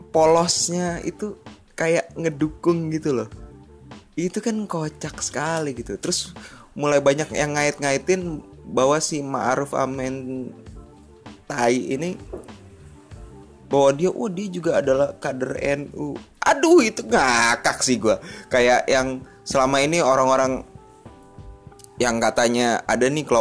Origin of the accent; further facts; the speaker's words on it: South Jakarta, Jakarta, Indonesia; eh gue kan orang Jakarta Selatan gitu